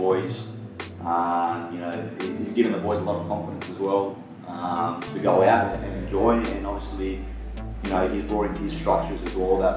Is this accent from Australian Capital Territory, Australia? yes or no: yes; Canberra, Australian Capital Territory, Australia; moved away; growing up in Canberra